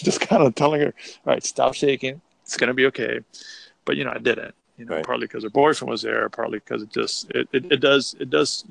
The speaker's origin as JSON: {"language": "English", "town": "Miami", "region": "Florida", "country": "United States", "moved": "yes", "lives_now": "Austin, United States", "said": "I'm from South Florida. I'm from Miami"}